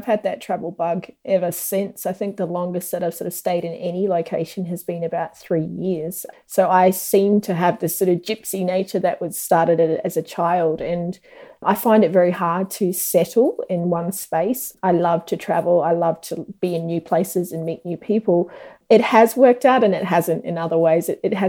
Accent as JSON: {"language": "English", "country": "New Zealand", "tie": "born or raised there", "also_born_or_lived": "Australia", "said": "I was born in New Zealand, started school in Australia, did most of my schooling back in New Zealand, travelled around a lot."}